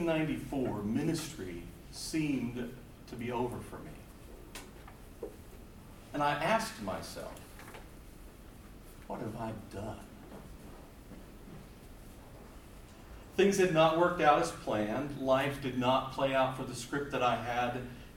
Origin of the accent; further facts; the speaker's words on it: Walden, Vermont, United States; I'm from Walden, Vermont, which is up in the northeast corner of the state.